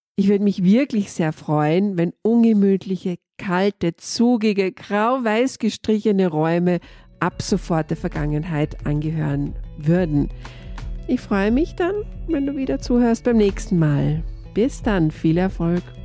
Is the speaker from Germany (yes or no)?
no; Austria; Ich komme aus Österreich.